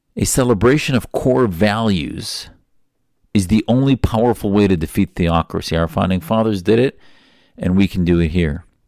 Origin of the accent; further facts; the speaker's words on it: United States; I'm an American